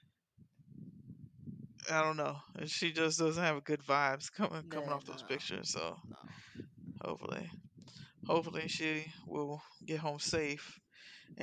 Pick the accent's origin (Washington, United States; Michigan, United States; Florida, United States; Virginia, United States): Florida, United States; Miami; I grew up in Miami, but I grew up Carroll City is fucking crazy now